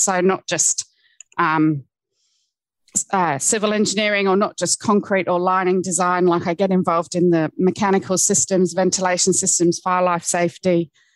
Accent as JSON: {"language": "English", "area": "Cornwall", "region": "South West England", "country": "United Kingdom", "tie": "born or raised there", "said": "I grew up in Cornwall"}